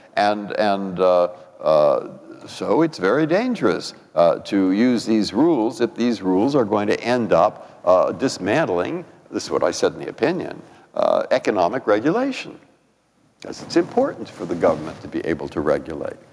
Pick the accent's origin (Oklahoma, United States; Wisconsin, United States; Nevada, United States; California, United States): California, United States; San Francisco; also born or lived in Boston; now in Washington, United States; I grew up in San Francisco